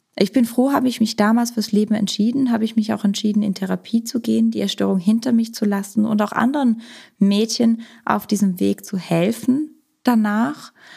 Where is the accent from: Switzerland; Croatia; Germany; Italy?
Switzerland; moved away; Ich komme ursprünglich aus der Schweiz, habe in der Schweiz Psychologie studiert